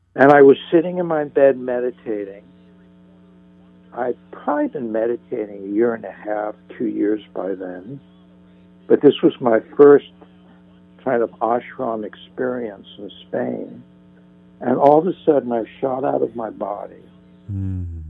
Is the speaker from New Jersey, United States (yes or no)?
yes; northern New Jersey, United States; now in Santa Monica, United States; I grew up in New Jersey